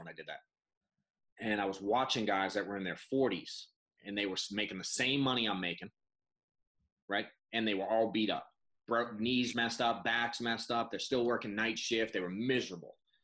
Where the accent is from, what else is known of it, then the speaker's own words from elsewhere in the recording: Boston, Massachusetts, United States; I'm an accountant from Boston